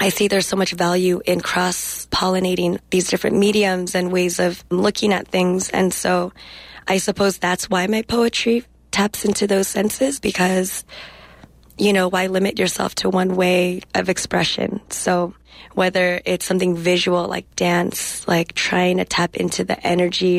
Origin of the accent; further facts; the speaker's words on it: Salinas, California, United States; first language English; I was born and raised in Salinas, California, which is heart and center of agriculture in California